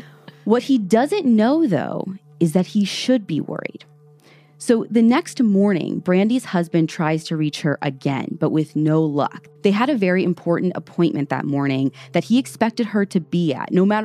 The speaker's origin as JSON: {"language": "English", "region": "Midwest", "country": "United States", "said": "I'm awful and from the Midwest."}